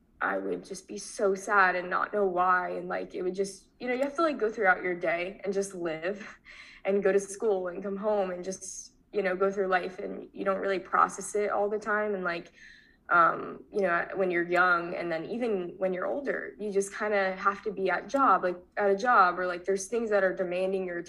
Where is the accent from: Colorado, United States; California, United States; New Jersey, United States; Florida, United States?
Florida, United States; Tampa; also born or lived in Long Island, New York; I moved to Florida